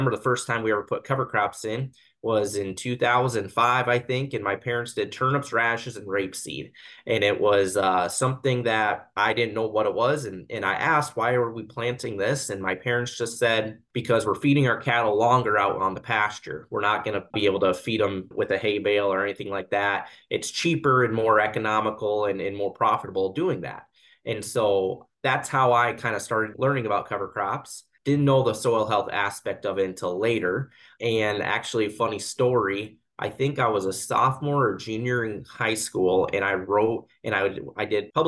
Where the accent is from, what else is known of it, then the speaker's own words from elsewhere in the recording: Kimball, South Dakota, United States; I grew up in Kimball, South Dakota, which is just an hour west of Mitchell, South Dakota